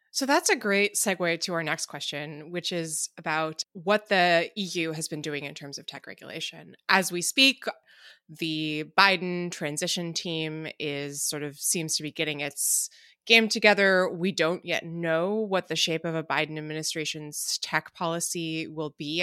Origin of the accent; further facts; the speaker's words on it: United States; as an American